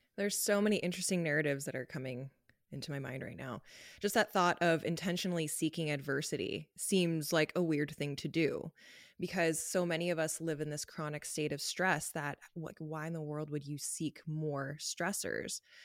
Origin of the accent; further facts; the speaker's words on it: Los Angeles, California, United States; moved away as an adult; now in Canada; I grew up in Los Angeles